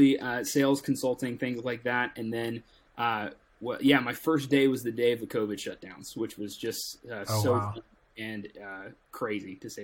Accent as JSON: {"language": "English", "town": "Tampa", "region": "Florida", "country": "United States", "tie": "born or raised there", "said": "I'm originally from Tampa, Florida. So born and raised a Tampa Bay, Bucks fan."}